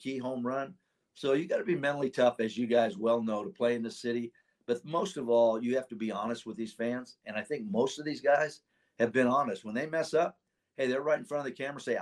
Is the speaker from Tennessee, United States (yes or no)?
no; Sacramento, California, United States; I know Dusty, we grew up together in Sacramento